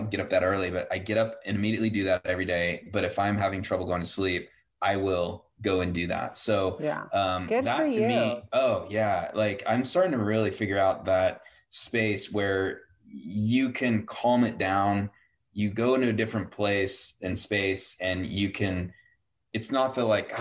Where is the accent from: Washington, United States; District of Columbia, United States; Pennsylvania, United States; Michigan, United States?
Washington, United States; Yakima; I grew up in Yakima